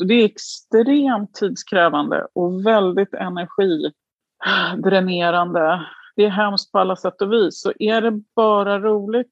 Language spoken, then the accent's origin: Swedish; Djursholm, Stockholm County, Sweden; also born or lived in Florence, Italy; now in Belgium; Jag kom ju från Djursholm.